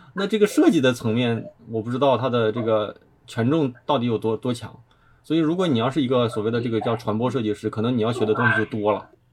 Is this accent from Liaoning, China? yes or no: yes; Dandong, Liaoning, China; 因为我俩都是，就是一个城市的，就是辽宁丹东人